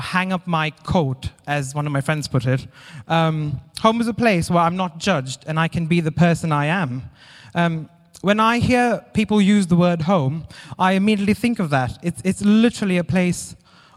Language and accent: English; India; moved away as an adult; now in Derby, United Kingdom; I'm originally from India, and when I was younger, really young, I wasn't coping very well with school. So I moved away from my parents to go and live with my grandparents to a different school in a different city